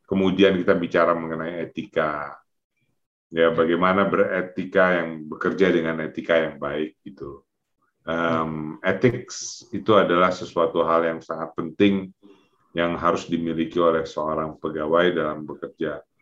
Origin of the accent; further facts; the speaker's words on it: Pekanbaru, Riau, Indonesia; born there; also born or lived in Jakarta; mereka merantau dari kampung di Payakumbuh sana, kemudian ke Pekanbaru, saya lahir di Pekanbaru, kemudian ke Jakarta.